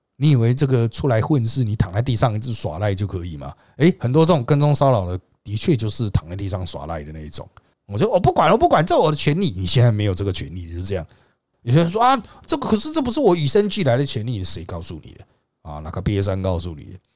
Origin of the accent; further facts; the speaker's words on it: Taiwan; 我们台湾人